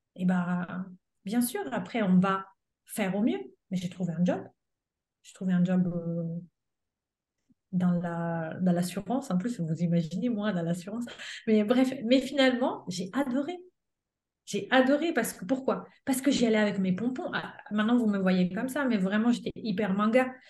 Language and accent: French; Italy; French is a second language; moved away as an adult; now in France; j'avais passé mon bac en Italie